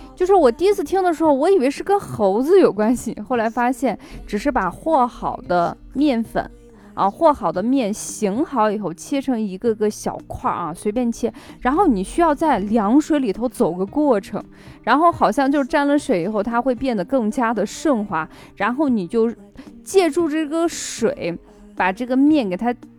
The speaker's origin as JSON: {"language": "Chinese", "region": "northern China", "country": "China", "also_born_or_lived": "Xi'an", "said": "作为北方人"}